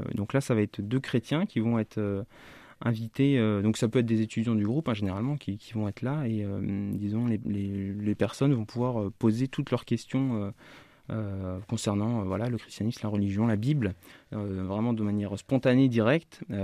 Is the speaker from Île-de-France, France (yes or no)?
no; eastern France, Grand Est, France; moved away as an adult; also born or lived in Strasbourg / Vosges / Épinal; now in Orléans, France; je suis originaire de, plutôt de l'Est de la France, je suis né à Strasbourg, actuellement mes parents habitent le département des Vosges.